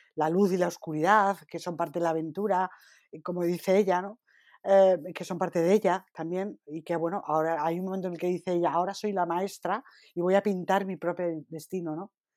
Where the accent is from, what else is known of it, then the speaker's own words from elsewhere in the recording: Spain; como buena española que soy